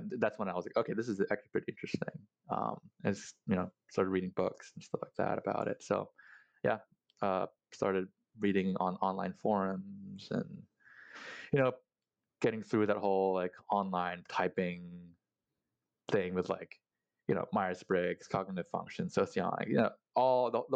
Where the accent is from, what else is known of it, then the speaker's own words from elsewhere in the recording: Singapore; also born or lived in Philippines; now in United States; I grew up in Singapore. So I was born in the Philippines, and when I was like one, my parents migrated to Singapore